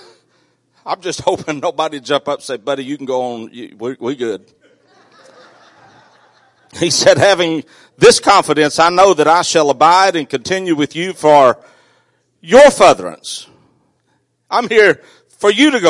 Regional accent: South Arkansas, United States; I grew up in South Arkansas

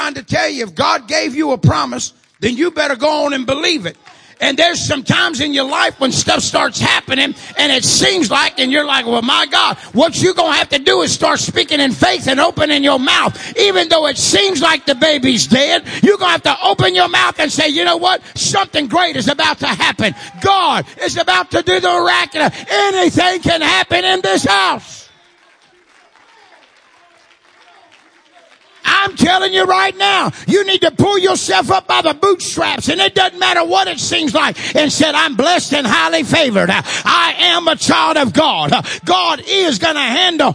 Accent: Louisiana, United States; moved away; I'm originally from Louisiana, so I'm going to say like we say down in Louisiana

